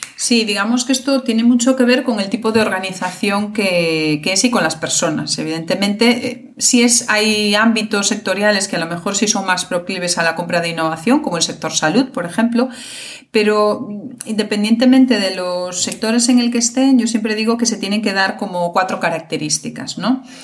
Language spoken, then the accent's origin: Spanish; Galicia, Spain; yo soy de Galicia